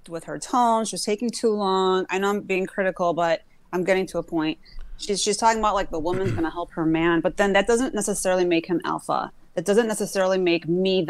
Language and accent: English; United States; I was born in America, but my background is Greek